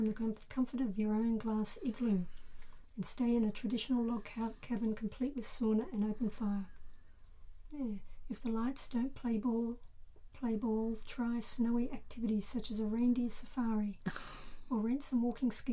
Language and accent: English; near Bath, South West England, United Kingdom; moved away; I was born near Bath